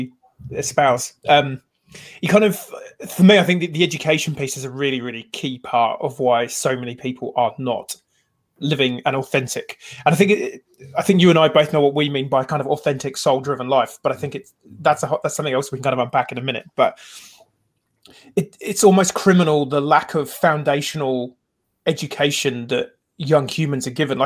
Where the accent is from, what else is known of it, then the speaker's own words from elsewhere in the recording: Wales, United Kingdom; the native Britons, who eventually then became the Welsh